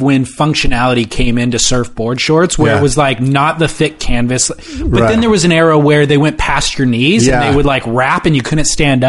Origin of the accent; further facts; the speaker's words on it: Long Beach, California, United States; born there; Wow, that is disappointing. I was born in Long Beach.